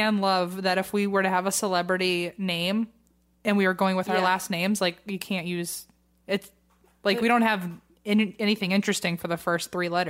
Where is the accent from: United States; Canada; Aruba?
United States; the South; I'm from the South and have never had tea without sugar in it before and not hated it.